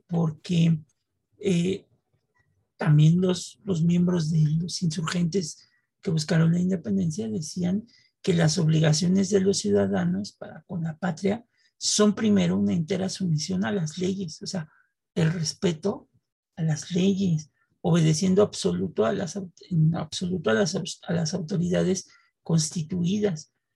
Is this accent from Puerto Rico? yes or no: no; Mexico; México, a pesar de toda esta historia, es el lugar donde yo nací, donde nació Gina, perdón por el burro por delante, donde vivimos y queremos seguir viviendo